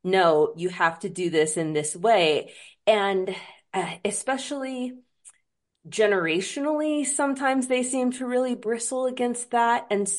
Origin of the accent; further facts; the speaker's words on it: Washington, United States; I'm born and raised in Washington State. I grew up.